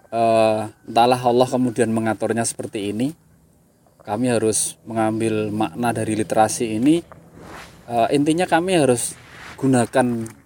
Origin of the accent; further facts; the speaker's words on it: Jimbar, Central Java, Indonesia; lahir di sini Padahal, 48 tahun yang lalu.